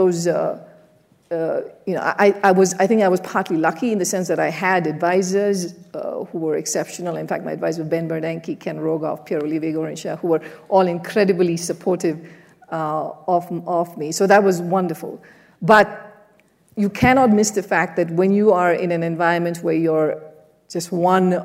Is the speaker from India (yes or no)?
yes; India; moved away; I grew up in an emerging market, I grew up in India